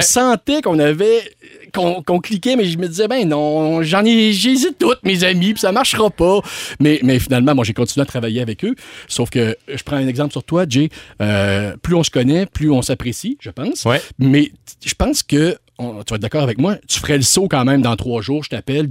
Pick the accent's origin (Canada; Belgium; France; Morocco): Canada; Quebec City, Quebec; now in Montreal, Canada; je viens de Québec hein, puis je, suis venu à Montréal